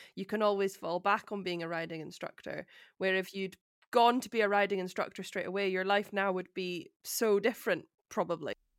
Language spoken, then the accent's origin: English; Edinburgh, Scotland, United Kingdom; having grown up in Edinburgh